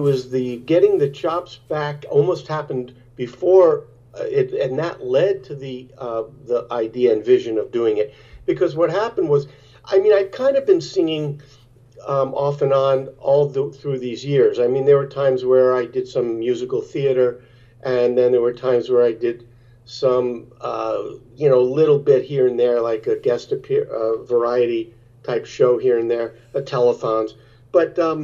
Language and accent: English; New York City, New York, United States; I grew up in New York in Brooklyn